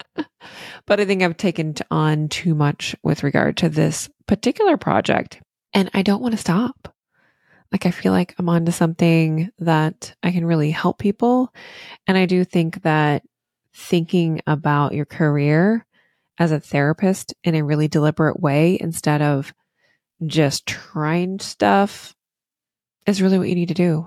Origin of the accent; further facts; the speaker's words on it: Virginia, United States; now in Maine, United States; I'm from the South originally in, um, Virginia